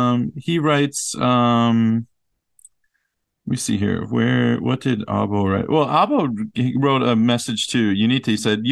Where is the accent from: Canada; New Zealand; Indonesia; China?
Indonesia; Riau; born there; I was born in Riau, one of the provinces in Indonesia, on Sumatra Island.